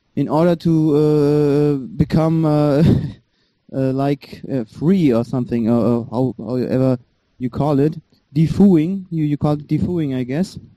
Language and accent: English; Germany; English is a second language; I was born in Germany. My parents fled from Iran